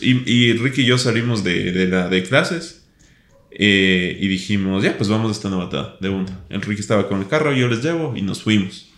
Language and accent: Spanish; Ecuador; como buen ecuatoriano